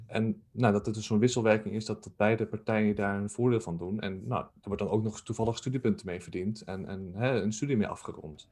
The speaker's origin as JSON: {"language": "Dutch", "town": "Zwolle", "region": "Overijssel", "country": "Netherlands", "tie": "born or raised there", "moved": "as an adult", "lives_now": "Nijmegen, Netherlands", "said": "ik ben ehm, geboren in Zwolle en daar heb ik eh, op school gezeten"}